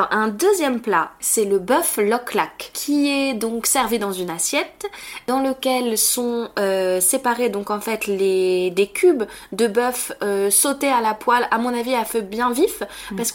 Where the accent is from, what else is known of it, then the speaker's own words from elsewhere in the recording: Ho Chi Minh City, Vietnam; French is a second language; moved away as an adult; now in France; Je viens du sud, euh, à Ho Chi Minh Ville.